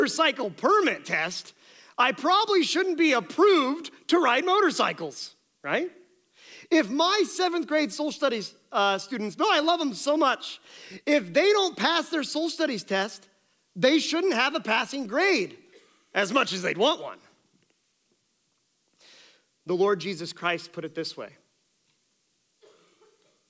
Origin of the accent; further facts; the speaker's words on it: Colton, Iowa, United States; moved away; my hometown of Colton, Iowa